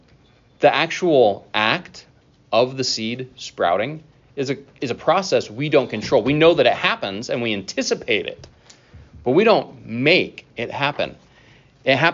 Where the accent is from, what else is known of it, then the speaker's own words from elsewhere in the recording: North Idaho, United States; now in Iowa, United States; growing up in North Idaho, where we had all clay soil